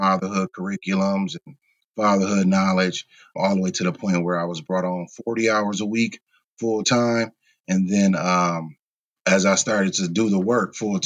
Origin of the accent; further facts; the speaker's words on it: Kenosha, Wisconsin, United States; I'm from Kenosha.